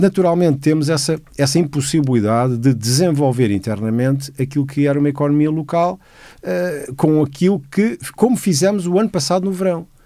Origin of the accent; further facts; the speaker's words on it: Lisbon, Portugal; eu nasci em 61 e sou a primeira geração de Lisboa. No entanto, eu sinto que apesar de ter nascido em Lisboa e me sentir como lisboeta